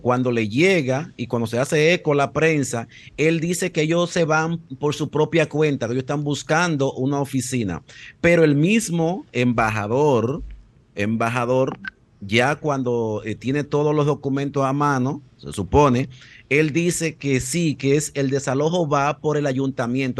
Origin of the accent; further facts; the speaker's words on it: Dominican Republic; ya no conocemos nosotros cómo somos los dominicanos